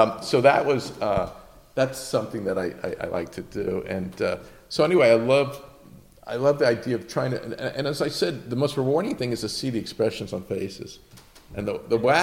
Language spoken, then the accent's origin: English; Mount Vernon, New York, United States; I grew up in Mount Vernon, which is known for its basketball